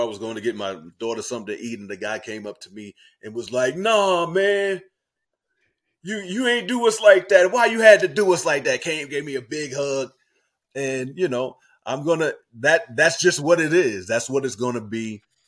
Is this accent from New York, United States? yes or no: yes; New York City, New York, United States; I grew up in Harlem, New York